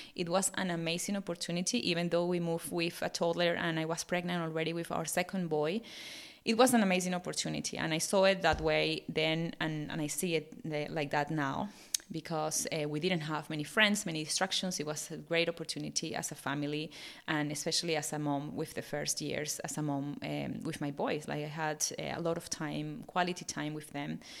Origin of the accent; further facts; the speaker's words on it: Venezuela; English is a second language; moved away as an adult; also born or lived in Bournemouth, England; now in Australia; fifteen years ago, I was finishing uni and living in my home country, my dear Venezuela